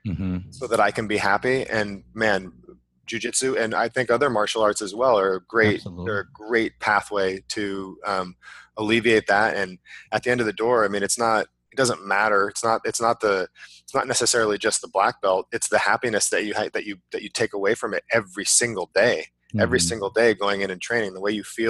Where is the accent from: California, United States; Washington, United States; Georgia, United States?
California, United States; I grew up in California